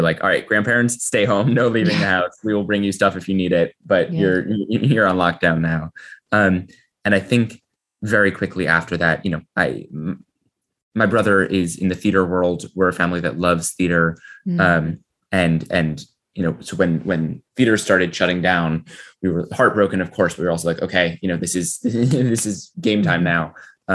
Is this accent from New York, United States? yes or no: yes; New York, United States; I was born in New York. I hope to die in New York